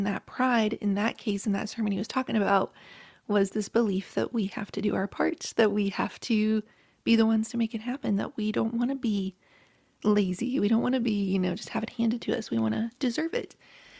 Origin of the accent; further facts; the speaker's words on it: Appalachia, United States; I was raised in Appalachia by a very proud, hardworking family